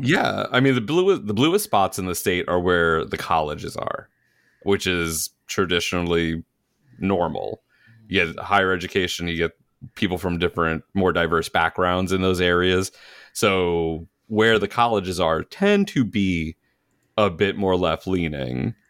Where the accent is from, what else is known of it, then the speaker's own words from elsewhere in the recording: New York, United States; moved away; also born or lived in Georgia; growing up in New York